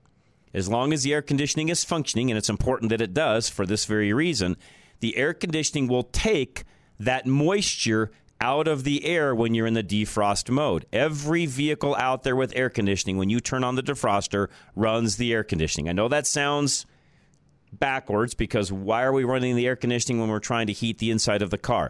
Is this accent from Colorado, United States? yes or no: yes; Colorado, United States; growing up in Colorado